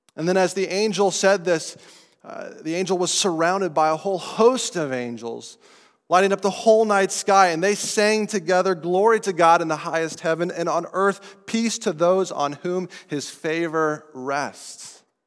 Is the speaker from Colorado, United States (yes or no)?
yes; Estes Park, Colorado, United States; accent: non-New Englander; now in New England, United States; I'm from Colorado. from the mountains of Colorado, a little town called Estes Park